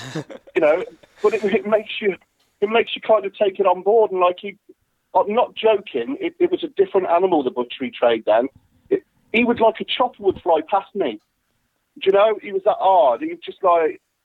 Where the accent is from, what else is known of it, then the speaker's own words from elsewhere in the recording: Worcester, West Midlands, United Kingdom; I was born and raised in Worcester in the UK, a beautiful town of Worcester. I live here